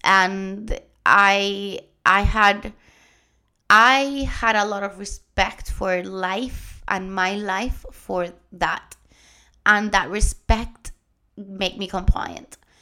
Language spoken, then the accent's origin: English; Puerto Rico; first language Spanish; English is a second language; moved away; also born or lived in Germany; I'm Puerto Rican. My first language is Spanish